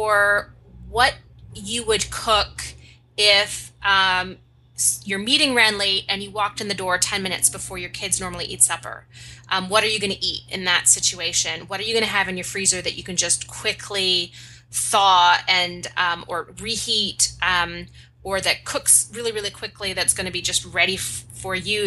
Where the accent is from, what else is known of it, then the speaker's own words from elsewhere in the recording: Canada; I am Canadian